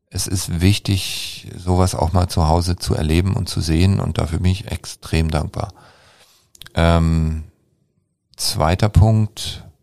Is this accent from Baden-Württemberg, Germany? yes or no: yes; Baden-Württemberg, Germany; und ich als Schwabe spreche eigentlich nie darüber